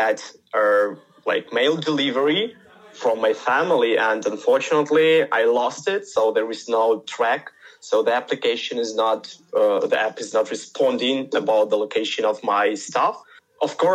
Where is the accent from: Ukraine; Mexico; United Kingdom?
Ukraine; Kharkiv, Kharkiv Oblast; I'm from Kharkiv. I was born here, traveled a bit during my childhood.